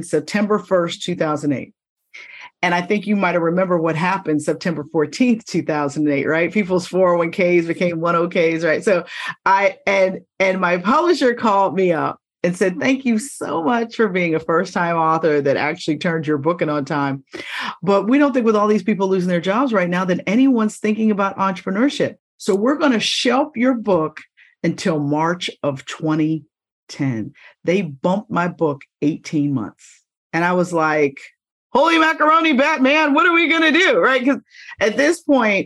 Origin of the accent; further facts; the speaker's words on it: Pittsburgh, Pennsylvania, United States; moved away as an adult; now in Philadelphia, United States; I worked for the NBC stations in Pittsburgh in my hometown